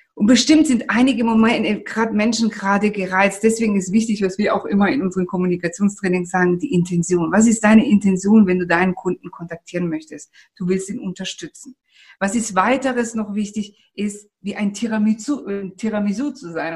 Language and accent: German; Italy; moved away; wir sind ja Italiener